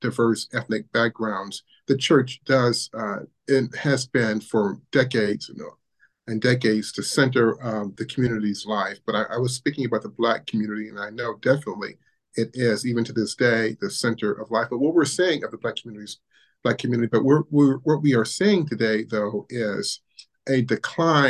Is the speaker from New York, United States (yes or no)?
no; Ohio, United States; as a Black man growing up in Ohio, my parents are from the South in Alabama